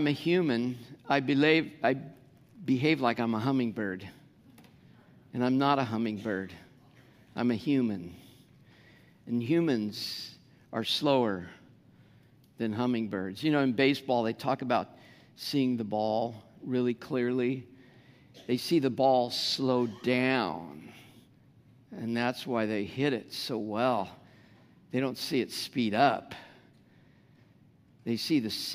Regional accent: United States; first language English; I'm an American

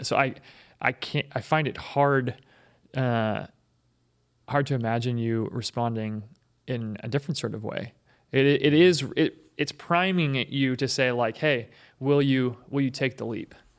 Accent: Seattle, Washington, United States; I grew up in Seattle, which is progressive

